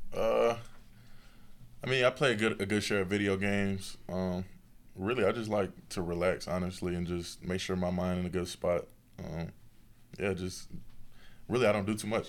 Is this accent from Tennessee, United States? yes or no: yes; Tennessee, United States; being from Tennessee